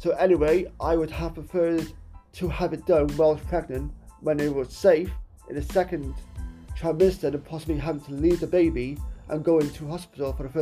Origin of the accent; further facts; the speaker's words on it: Wales, United Kingdom; my home country of Wales